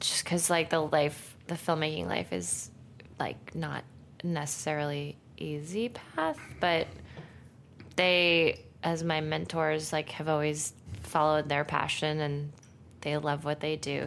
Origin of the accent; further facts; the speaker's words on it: Santa Monica, California, United States; I'm from Santa Monica